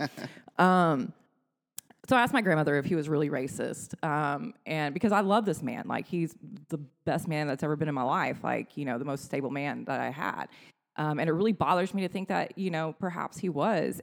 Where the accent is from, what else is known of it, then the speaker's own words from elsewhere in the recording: Granbury, Texas, United States; I come from Granbury, pre internet era